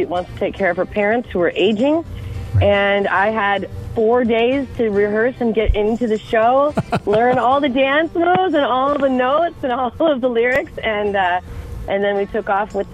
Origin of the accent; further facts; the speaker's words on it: North Dakota, United States; moved away; get reacquainted with my home state